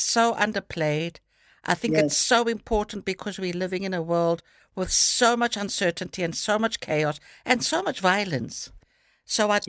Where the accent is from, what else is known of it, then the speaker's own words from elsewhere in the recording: South Africa; moved away; I'm South African born.